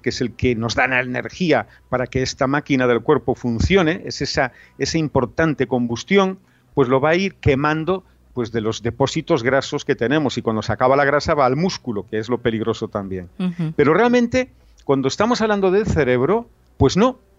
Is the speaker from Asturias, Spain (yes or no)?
no; Galicia, Spain; yo soy gallego